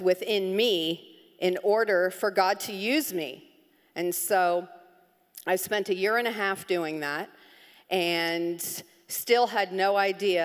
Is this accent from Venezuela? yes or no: no; Miami, Florida, United States; I grew up in Miami